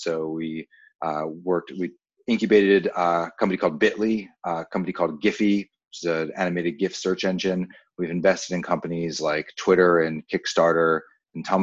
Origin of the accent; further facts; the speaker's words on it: Maryland, United States; my hometown is the same as your hometown in Maryland.